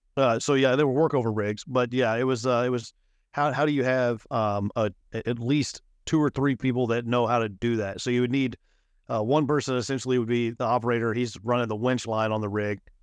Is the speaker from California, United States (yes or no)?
no; Midland, Texas, United States; moved away as an adult; also born or lived in Lubbock, Texas; now in Houston, United States; I was born and raised in Midland, Texas